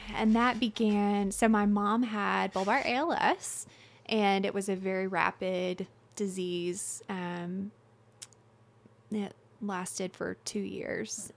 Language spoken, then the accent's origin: English; Little Rock, Arkansas, United States; moved away as an adult; I'm originally from Little Rock, Arkansas, and my husband, Ben, is in the Army, so we move all over um, every couple of years or every year.